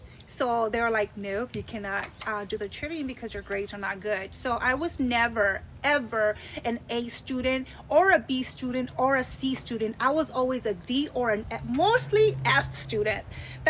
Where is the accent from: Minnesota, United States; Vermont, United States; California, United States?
California, United States; Lynwood; also born or lived in Monterey Park; So I was born in Monterey Park. Okay. I grew up in Lynwood.